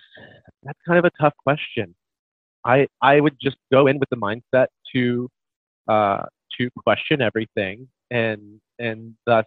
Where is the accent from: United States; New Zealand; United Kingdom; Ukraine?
United States; Midwest; I'm from the Midwest, full on Bible Belt, so I get a lot of backlash for this.